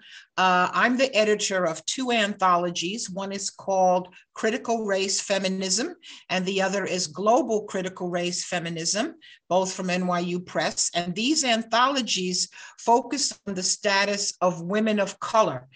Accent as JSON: {"language": "English", "country": "United States", "said": "I'm an American"}